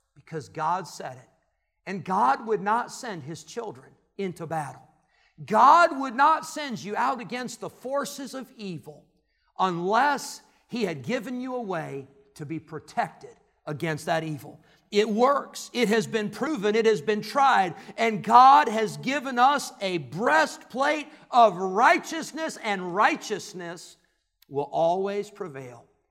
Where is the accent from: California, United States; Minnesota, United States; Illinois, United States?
Illinois, United States; moved away; where I grew up in Illinois, it was the Cubs and the Cardinals.